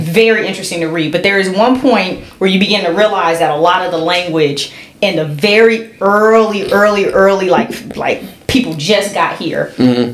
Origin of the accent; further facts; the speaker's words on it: California, United States; I'm from California.